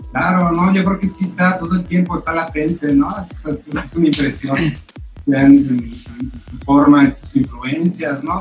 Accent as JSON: {"language": "Spanish", "region": "Michoacán", "country": "Mexico", "moved": "yes", "lives_now": "Playa del Carmen, Mexico", "said": "origen michoacano, platicando actualmente en Playa del Carmen."}